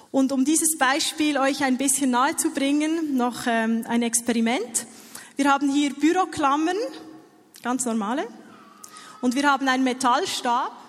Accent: Switzerland; ich habe hier meine, meinen Pass mitgenommen. Ihr seht, ich bin Schweizerin.

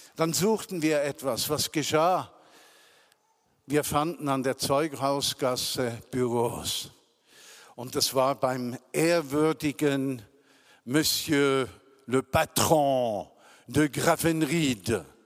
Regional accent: Switzerland; accent: mix of Zürich German and Bernese German; also born or lived in Zürich; now in Bern, Switzerland; ein Gemisch von Zürich und Berndeutsch versteht, wie ich das normalerweise spreche

